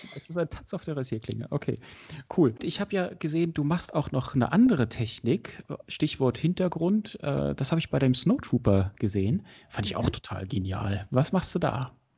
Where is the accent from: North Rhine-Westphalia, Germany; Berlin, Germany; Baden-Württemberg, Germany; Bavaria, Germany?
Berlin, Germany; ich bin Berliner